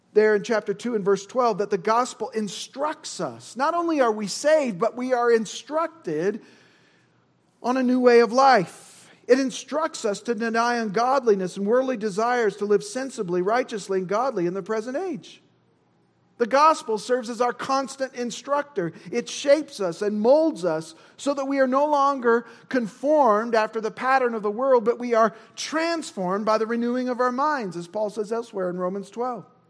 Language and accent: English; Indiana, United States; I'm from Indiana. We say lawyer